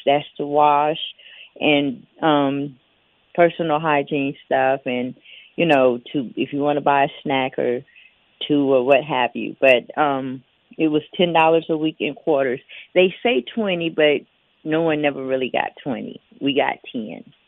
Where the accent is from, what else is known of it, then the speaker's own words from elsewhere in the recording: Biloxi, Mississippi, United States; I'm from Biloxi, Mississippi, which is about two and a half, three hours away.